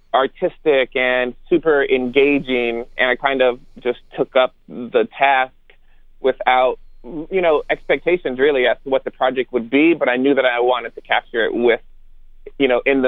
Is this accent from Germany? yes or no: yes; Germany; born there; Yeah, so I'm not originally from the South. You know, I was born in Germany and military brat, quote unquote